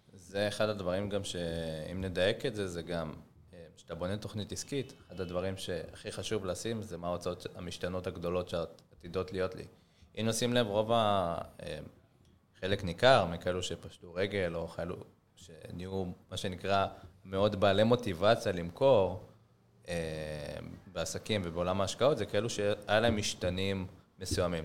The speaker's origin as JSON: {"language": "Hebrew", "country": "Israel", "said": "נגיד ישראלים, אנחנו ישראלים"}